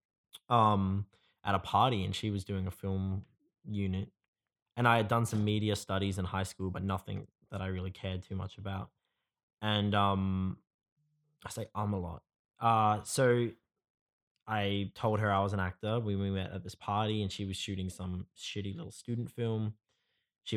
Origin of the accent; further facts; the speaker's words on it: Perth, Western Australia, Australia; I was born in Perth. I grew up here